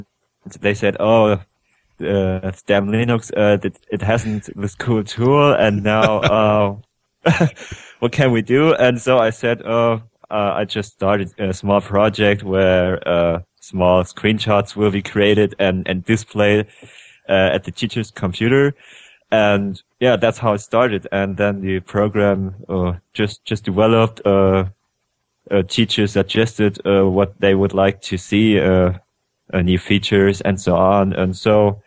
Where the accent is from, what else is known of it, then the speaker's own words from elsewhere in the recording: Germany; I'm a guy from Germany who's studying at the university.